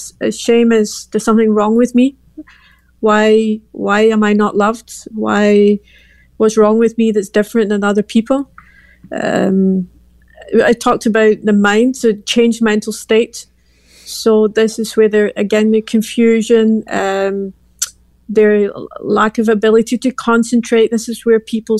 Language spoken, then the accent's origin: English; Glasgow, Scotland, United Kingdom; moved away as an adult; now in Belgium; I'm from Glasgow, Scotland.